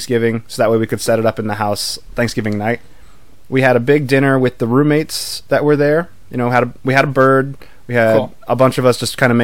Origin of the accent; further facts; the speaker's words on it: Billings, Montana, United States; moved away as an adult; I'm from Billings